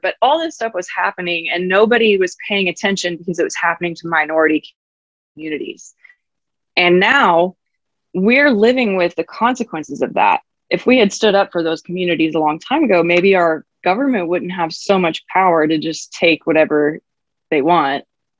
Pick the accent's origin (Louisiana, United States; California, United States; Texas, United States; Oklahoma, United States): Oklahoma, United States; when I grew up here in Oklahoma, they didn't teach revolution.